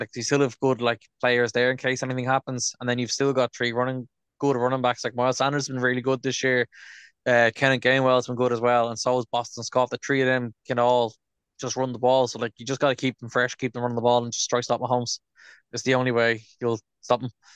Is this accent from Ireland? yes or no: yes; Dublin, Leinster, Ireland; we're from Dublin now at this stage